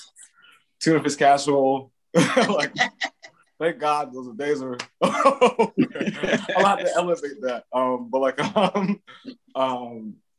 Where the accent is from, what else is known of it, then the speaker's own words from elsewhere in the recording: Northeast Ohio, United States; my hometown is like, it's Italians, Greeks, based community